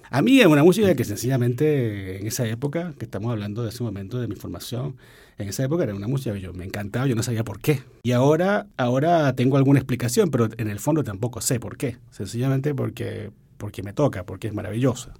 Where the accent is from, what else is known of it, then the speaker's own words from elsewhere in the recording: Venezuela; yo soy venezolano